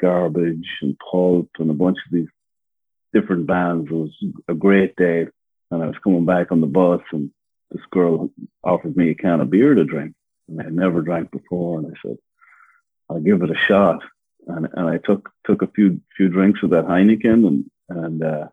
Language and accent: English; Ireland; moved away as an adult; now in Los Angeles, United States; So yeah, I'm originally from Ireland, born and raised. I came to America when I was about 22, and I'm from the countryside in Ireland.